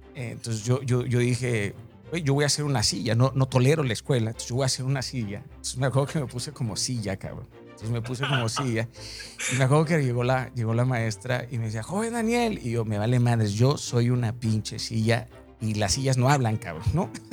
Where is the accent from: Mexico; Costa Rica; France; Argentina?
Mexico; Mazatlán, Sinaloa; yo soy de Mazatlán, Sinaloa